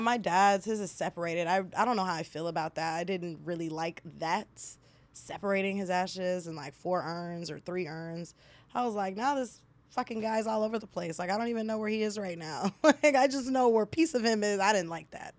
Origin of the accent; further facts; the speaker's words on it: Nigeria; I'm Nigerian